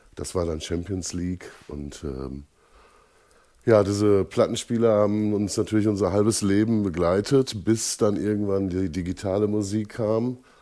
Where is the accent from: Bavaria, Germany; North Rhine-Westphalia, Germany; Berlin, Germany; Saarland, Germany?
North Rhine-Westphalia, Germany; Holzwickede; Ich komme aus Holzwickede, das liegt zwischen Dortmund und Unna